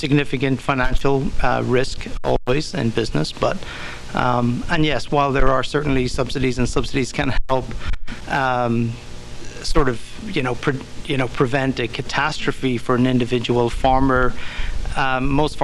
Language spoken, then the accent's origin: English; Ireland; moved away; I grew up in Ireland